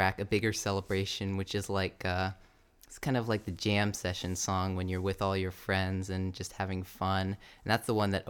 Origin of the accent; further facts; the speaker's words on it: New Hampshire, United States; moved away; also born or lived in New York / Boston; the country in New Hampshire, which is my home state.